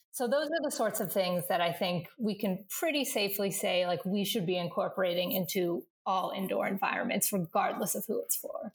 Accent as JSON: {"language": "English", "region": "Northern Virginia", "country": "United States", "tie": "born or raised there", "said": "the house I grew up in in Northern Virginia"}